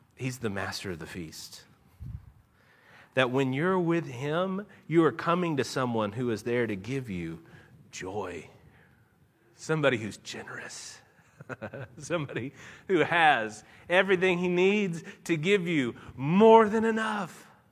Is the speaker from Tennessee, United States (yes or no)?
yes; Nashville, Tennessee, United States; born or raised there; accent: a little drawl; moved away as an adult; now in Louisville, United States